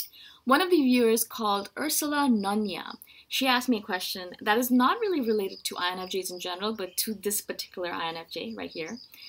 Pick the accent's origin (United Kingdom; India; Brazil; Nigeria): India; also born or lived in Middle East / Canada / United States; now in Thailand; I live in Thailand right now. I'm originally from India, as you can tell by my face. I'm from India originally, but my parents moved around a lot.